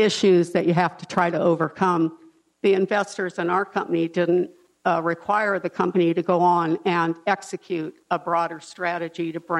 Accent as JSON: {"language": "English", "town": "Los Angeles", "region": "California", "country": "United States", "tie": "born or raised there", "said": "I grew up in South Central"}